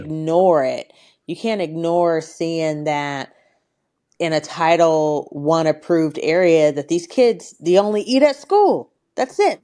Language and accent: English; Portland, Oregon, United States; I grew up in Northeast Portland in the eighties, Portland, Oregon